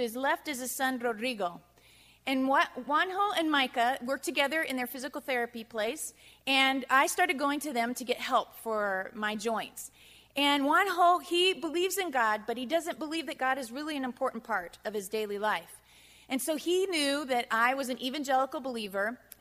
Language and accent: English; United States; moved away; I'm the American